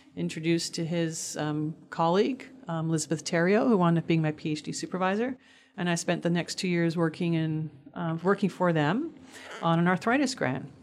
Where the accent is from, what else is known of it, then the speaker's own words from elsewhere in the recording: Montreal, Quebec, Canada; moved away; also born or lived in Toronto; I grew up in Montreal on the subways all the time with the buses